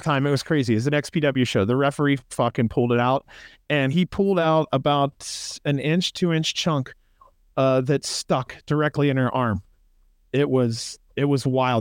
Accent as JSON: {"language": "English", "region": "Ohio", "country": "United States", "moved": "yes", "lives_now": "Las Vegas, United States", "said": "I'm from Ohio, dude. I, I actually do miss the countryside."}